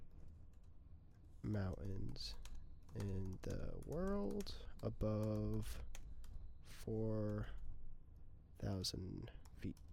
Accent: United States; I'm American

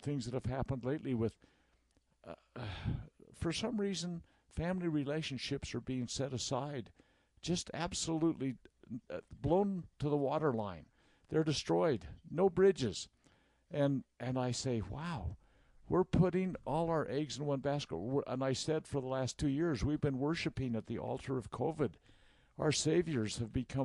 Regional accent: Utah, United States; we're from Utah

